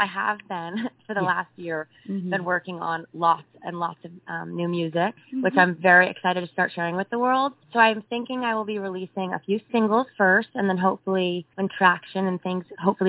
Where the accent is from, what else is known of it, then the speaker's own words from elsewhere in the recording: Los Angeles, California, United States; I'm from Los Angeles